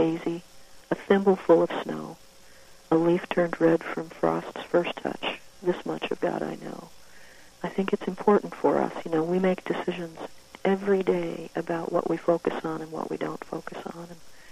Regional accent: Woodstock, Illinois, United States; my hometown at that time, which was Woodstock, Illinois.

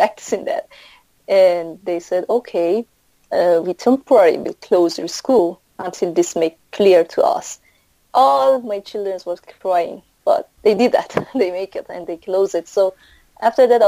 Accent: Mashhad, Razavi Khorasan, Iran; English is a second language; moved away as an adult; now in Philippines; I'm from Mashhad state

